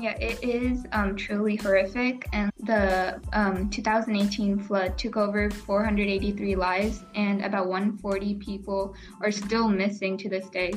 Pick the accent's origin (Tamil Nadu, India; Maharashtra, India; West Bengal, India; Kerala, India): Kerala, India; moved away; I'm from Kerala and how Kerala is like the best state ever